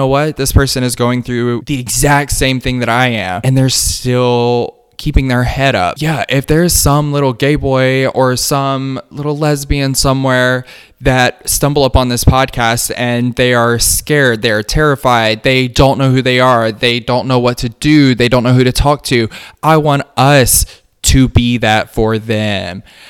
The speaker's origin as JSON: {"language": "English", "region": "the South", "country": "United States", "tie": "born or raised there", "said": "It's, again, still a part of growing up in the South and being a queer person in the South and just finding my way."}